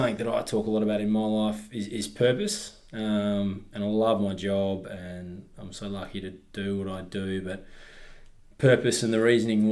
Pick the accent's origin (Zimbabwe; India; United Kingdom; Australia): Australia; Swan Valley, Western Australia; I grew up in the Swan Valley